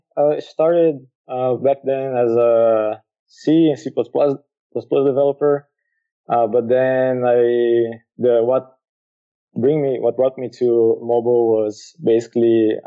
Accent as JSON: {"language": "English", "country": "Brazil", "moved": "as an adult", "lives_now": "Lisbon, Portugal", "said": "Yeah, actually living here, I moved from Brazil to here because my wife started doing college here."}